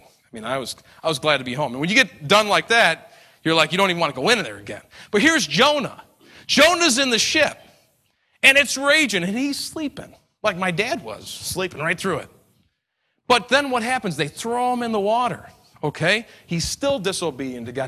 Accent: New York, United States; I'm an Italian from New York

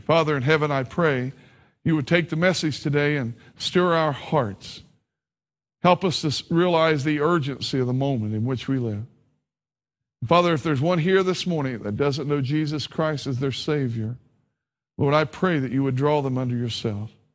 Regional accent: Ohio, United States; also born or lived in Kentucky / West Virginia; I was born in Kentucky, raised in Ohio, and educated in West Virginia, so I'm a confused Appalachian

